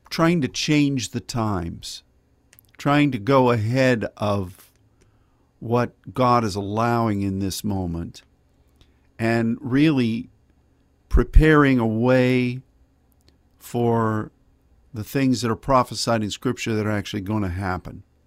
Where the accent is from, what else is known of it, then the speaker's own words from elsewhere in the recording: United States; as an American and as a Christian